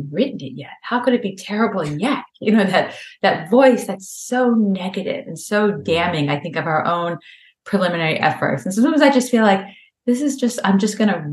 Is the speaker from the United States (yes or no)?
yes; Memphis, Tennessee, United States; also born or lived in New York City; now in Boston, United States; I grew up in Memphis, Tennessee, where driving was kind of like friendly suburban driving